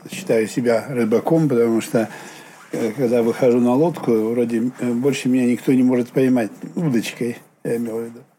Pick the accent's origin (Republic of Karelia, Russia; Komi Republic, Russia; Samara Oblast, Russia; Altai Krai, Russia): Republic of Karelia, Russia; Petrozavodsk; born there; Ну, так уж получилось, что я в Петрозаводске родился.